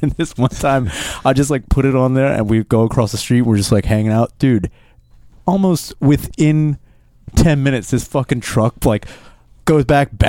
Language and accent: English; Royersford, Pennsylvania, United States; moved away; Walk around my hometown. I walk into Royers Ford.